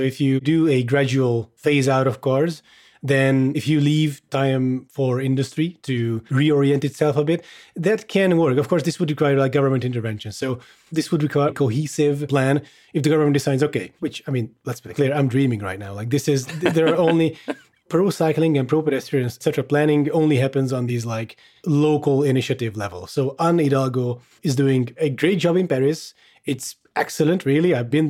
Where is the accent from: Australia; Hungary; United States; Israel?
Hungary; I am Hungarian, if anyone's wondering. I grew up in Hungary.